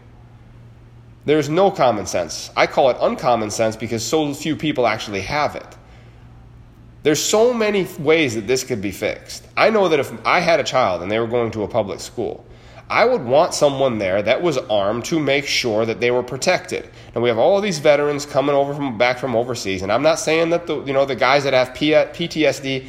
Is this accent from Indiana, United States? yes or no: no; New York, United States; In New York State, my home state